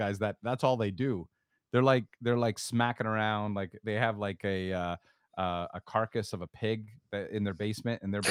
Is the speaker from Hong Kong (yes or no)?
no; Canada; I am Canadian